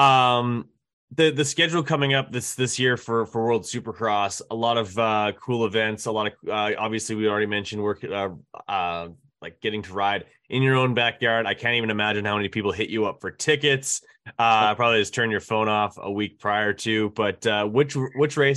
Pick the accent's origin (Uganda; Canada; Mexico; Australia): Canada; We're all Canadian